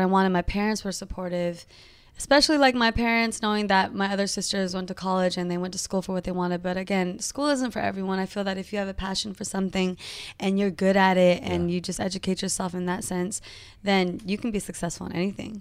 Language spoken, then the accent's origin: English; Modesto, California, United States; moved away as an adult; also born or lived in San Jose, California; now in Los Angeles, United States; raised in Modesto, California